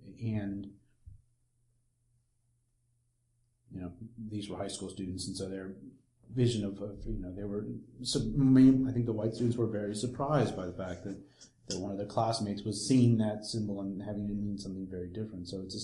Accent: New York City, New York, United States; moved away as an adult; also born or lived in the South (US); I'm not from the South originally, I'm from New York City, and lived in the North for most of my childhood, but I went to university in the South.

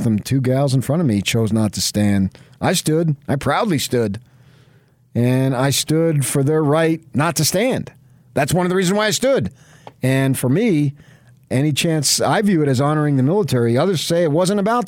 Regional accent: Northeast, United States; now in Utah, United States; growing up in the Northeast before I moved west.

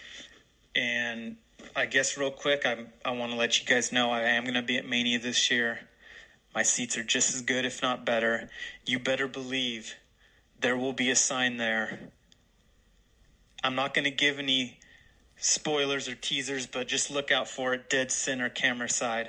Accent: Portland, Oregon, United States; coming from Portland, Oregon, my hometown, the Rose City

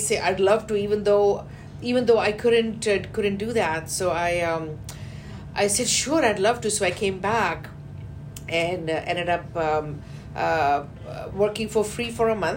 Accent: India; moved away as an adult; also born or lived in Canada; now in Houston, United States; from India, I first went to Canada.

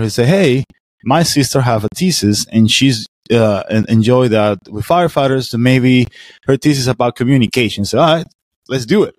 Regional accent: Venezuela; now in Florida, United States; I'm American, I'm a Venezuelan too. So I got mix of two cultures

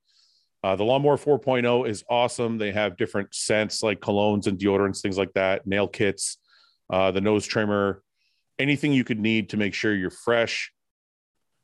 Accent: Canada; I'm Canadian. I'm Canadian.

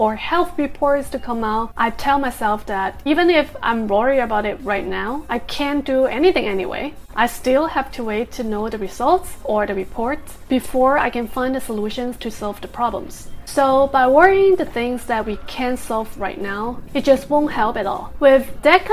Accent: United States

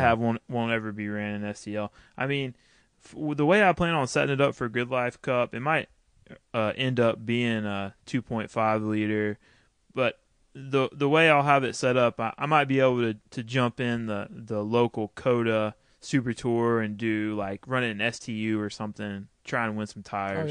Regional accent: Texas, United States; I grew up racing motocross in Texas

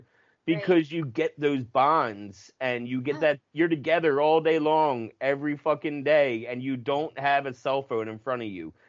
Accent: United States; also born or lived in New Jersey; I was from Jersey and Pennsylvania

